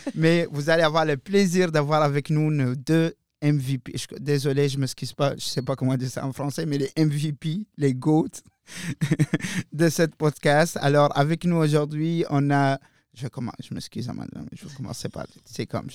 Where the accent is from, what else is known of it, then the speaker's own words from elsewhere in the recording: Mauritania; now in Moncton, Canada; je viens clairement du désert de la Mauritanie